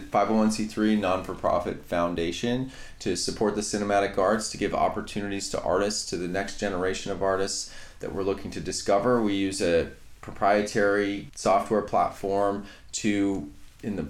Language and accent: English; Canada; I grew up in Canada